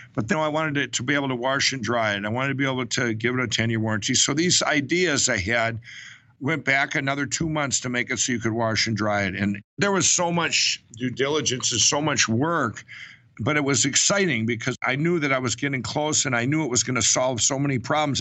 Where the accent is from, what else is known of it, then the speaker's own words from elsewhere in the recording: Chaska, Minnesota, United States; I was born and raised in Minnesota. I grew up in Chaska, Minnesota